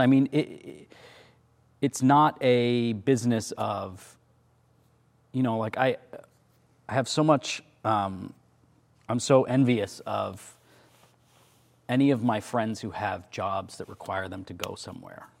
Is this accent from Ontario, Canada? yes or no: yes; about two hours from Toronto, Ontario, Canada; Toronto, which is the big city, which is about two hours from where we grew up